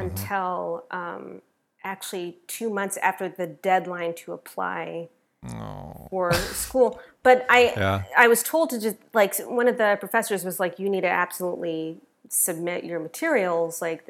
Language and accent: English; Denver, Colorado, United States; I went to Denver School of the Arts because I'm originally from Denver, Colorado.